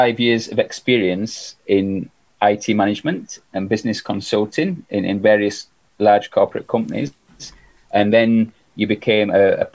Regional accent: Yorkshire and the Humber, United Kingdom; I'm from Yorkshire

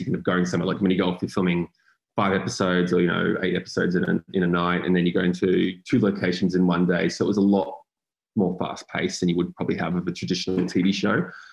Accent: Frankston, Victoria, Australia; I grew up in Frankston

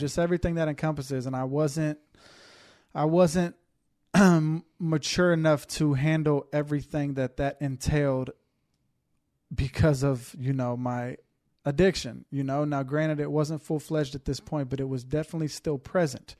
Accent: Houston, Texas, United States; born and raised in Houston, Texas

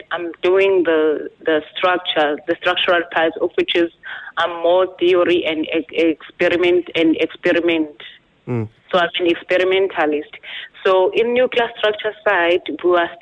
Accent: Nongoma, KwaZulu-Natal, South Africa; I'm from KwaZulu-Natal in a small town called Nongoma. It's in Zululand.

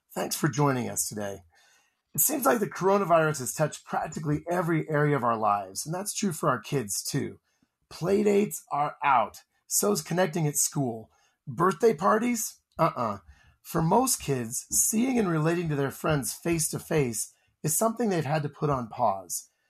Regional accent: Iowa, United States; I'm from Iowa

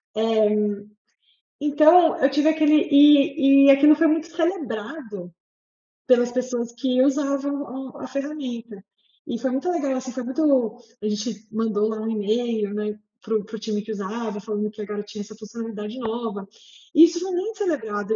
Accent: São José dos Campos, São Paulo, Brazil; moved away as an adult; also born or lived in United States; sou joseense lá, lá da minha terra, São José dos Campos

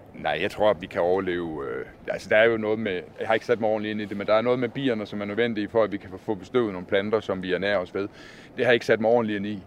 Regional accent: Southern Jutland, Southern Denmark, Denmark; da jeg var dreng, og vi sad foran fjernsynet derhjemme i Sønderjylland

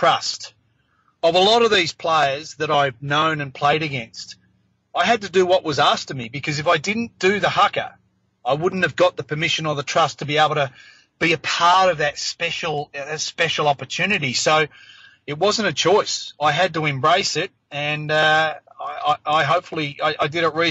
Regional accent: Australia; also born or lived in New Zealand; I was born in New Zealand, lived there for 3 years until mum and dad and my sister and I moved over here to Australia

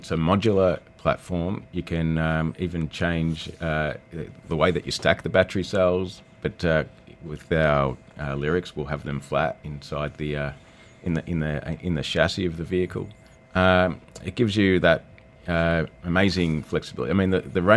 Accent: Australia; moved away; also born or lived in New Zealand; I'm Australian. I worked in New Zealand.

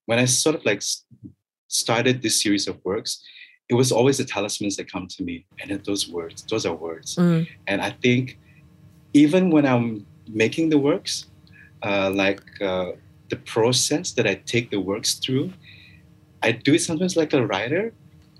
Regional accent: Kota Kinabalu, Sabah, Malaysia; also born or lived in Kuala Lumpur, Malaysia; now in Kota Kinabalu, Malaysia; I cannot deny the fact that I'm Sabahan. I cannot deny my roots.

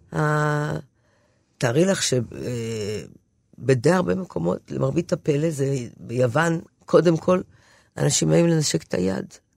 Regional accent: Haifa, Haifa District, Israel; אני באה מחיפה, זו עיר מעורבת בכל מקרה

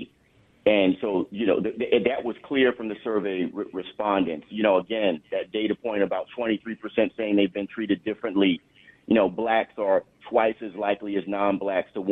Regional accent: New York area, United States; I was born and raised in the New York area, and I live in the suburbs of Long Island

